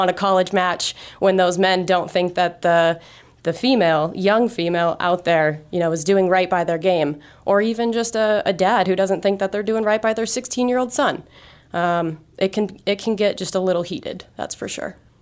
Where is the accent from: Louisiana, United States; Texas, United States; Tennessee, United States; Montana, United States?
Montana, United States; Great Falls; I grew up in Great Falls, uh, you know, just a few hours from here